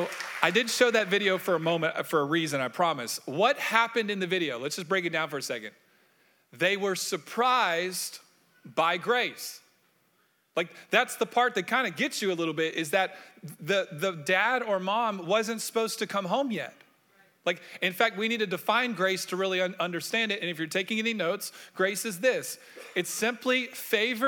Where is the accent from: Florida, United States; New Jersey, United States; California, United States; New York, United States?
Florida, United States; Orlando; I grew up in Orlando